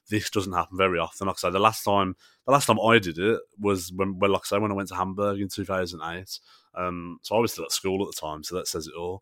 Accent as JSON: {"language": "English", "region": "England", "country": "United Kingdom", "said": "as English supporters"}